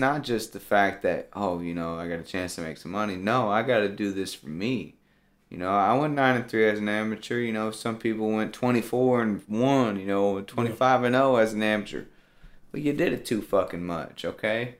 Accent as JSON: {"language": "English", "region": "Tennessee", "country": "United States", "said": "I'm from Tennessee."}